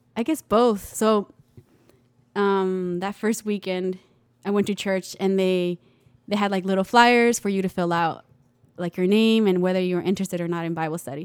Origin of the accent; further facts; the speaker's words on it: Pecos, Texas, United States; also born or lived in El Paso, Texas; we moved to Pecos